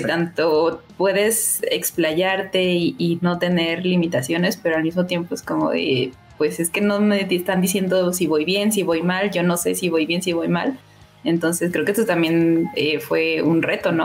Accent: Mexico; yo soy, soy mexicana

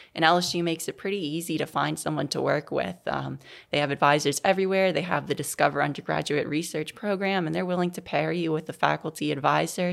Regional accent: New Orleans, Louisiana, United States; growing up in New Orleans, I went to public schools there

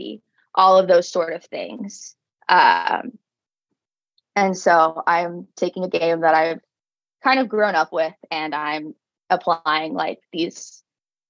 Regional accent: Houston, Texas, United States; moved away as an adult; now in Fort Worth, United States; I'm from Houston, Texas

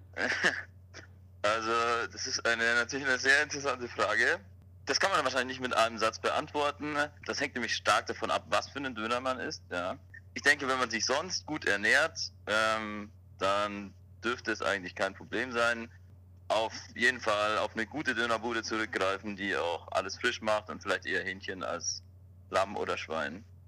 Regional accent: Nuremberg, Bavaria, Germany; Ich bin in der Nürnberger Südstadt zur Schule gegangen

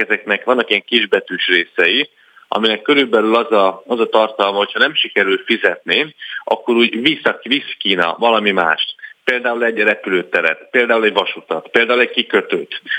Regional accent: Hungary; európaiként, magyarként

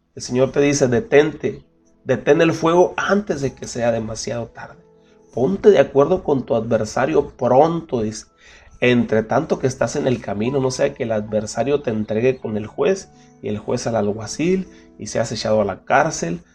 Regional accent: Mexico; nosotros como mexicanos

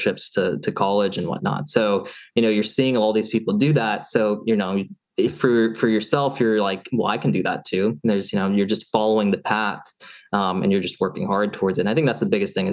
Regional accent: Seattle, Washington, United States; moved away as an adult; also born or lived in Eugene, Oregon / Los Angeles / Arizona; So born and raised in Seattle

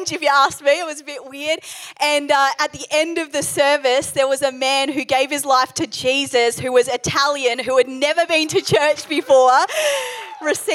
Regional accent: New Zealand; also born or lived in England; I was born in England. We moved to New Zealand when I was about 2 years old

